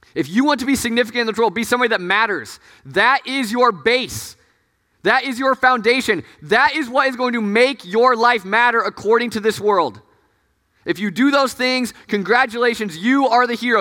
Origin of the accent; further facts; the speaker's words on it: Des Moines, Iowa, United States; moved away; I'm from, like, Des Moines. That's, like, five hours of, from Chicago